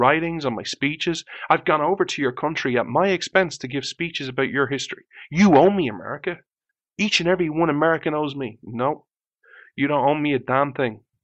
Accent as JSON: {"language": "English", "country": "Ireland", "tie": "born or raised there", "said": "I was born in Ireland"}